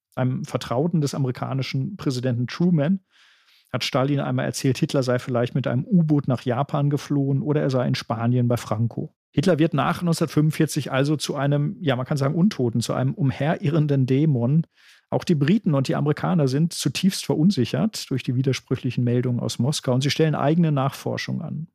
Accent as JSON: {"language": "German", "country": "Germany"}